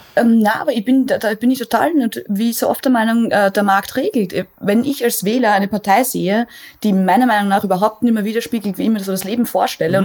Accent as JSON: {"language": "German", "country": "Austria", "said": "ich komme aus Österreich"}